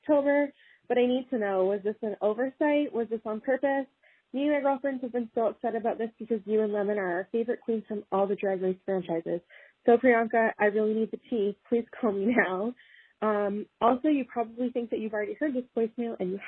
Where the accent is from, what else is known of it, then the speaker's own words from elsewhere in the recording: Sarnia, Ontario, Canada; I'm from Sarnia, Ontario.